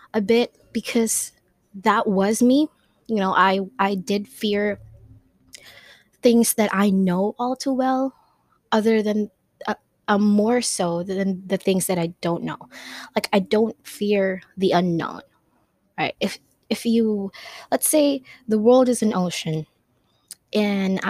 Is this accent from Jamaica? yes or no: no; Philippines; first language Tagalog; English is a second language; Some are in my language, which is I'm Filipina, so some of them are in Tagalog